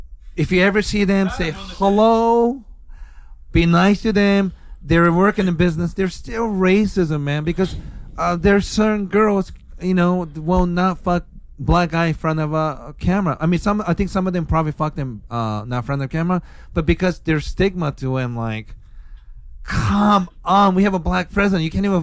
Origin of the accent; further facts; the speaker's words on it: Bremerton, Washington, United States; this is one thing really fucking pissed me off growing up in Bremerton, Washington.